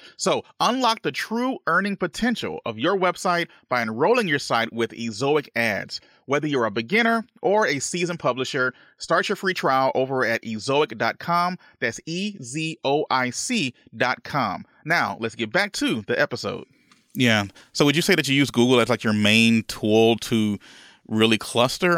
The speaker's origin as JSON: {"language": "English", "region": "Louisiana", "country": "United States", "said": "I'm originally from Louisiana, right? I'm, I'm from the, the, the good old South here in the United States."}